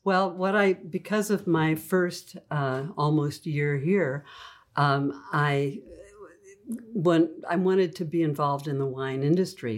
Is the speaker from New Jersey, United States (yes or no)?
no; Oak Park, Illinois, United States; moved away as an adult; also born or lived in Oxford, Ohio; now in California, United States; I come from the Midwest, Oak Park, Illinois, home of, uh, Ernest Hemingway and Frank Lloyd Wright